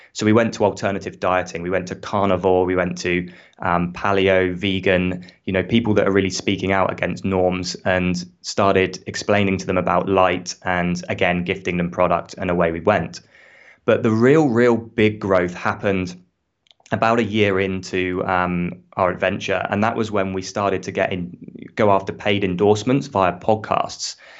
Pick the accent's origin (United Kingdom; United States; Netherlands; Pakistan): United Kingdom; accent: British; now in Australia; as you can hear from my accent, I'm British